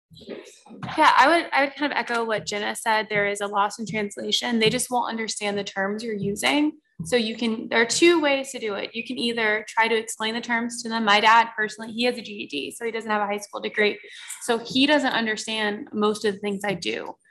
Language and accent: English; Florida, United States; moved away as an adult; now in Albany, United States; I'm from Florida